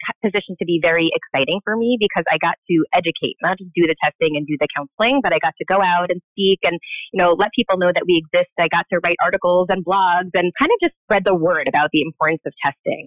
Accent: New York City, New York, United States; also born or lived in Long Island, New York; I am a New Yorker for life. So I grew up in Queens

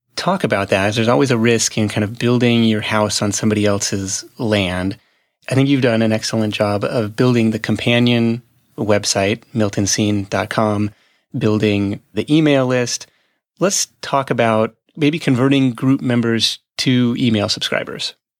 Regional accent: Livermore, California, United States; my hometown of Livermore

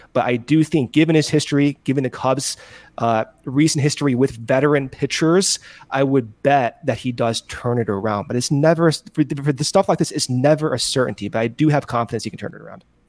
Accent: Buffalo Grove, Illinois, United States; moved away; also born or lived in West Coast; I'm from Buffalo Grove

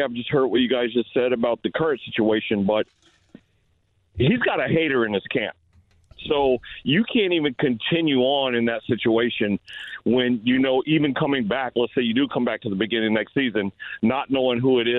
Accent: Portland, Oregon, United States; I am from Portland. I did go to Jefferson High School

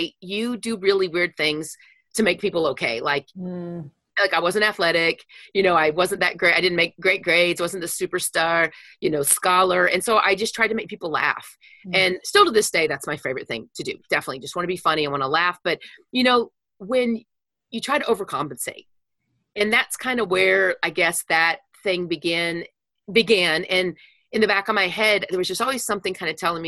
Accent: Wichita Falls, Texas, United States; I grew up in Wichita Falls, Texas.

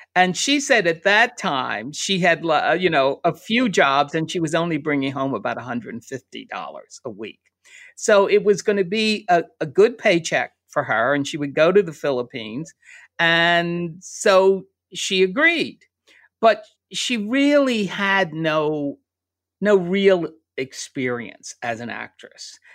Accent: a suburb outside of Philadelphia, Pennsylvania, United States; now in New York, United States; I grew up in Pennsylvania, in a little suburb outside of Philadelphia

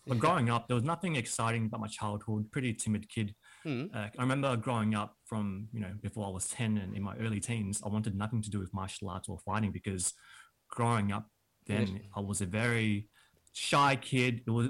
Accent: Kensington, Victoria, Australia; in Kensington, which was like inner west.

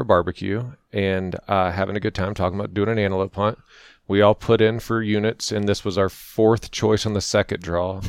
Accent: Florida, United States; moved away as an adult; now in Colorado, United States; I grew up in Florida

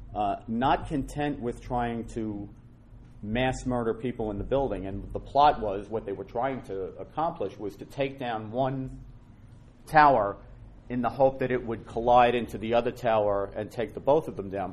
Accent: New York City, New York, United States; I'm a Irish Catholic guy from the Bronx

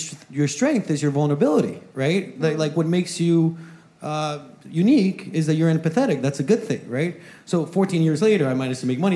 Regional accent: Guatemala; moved away

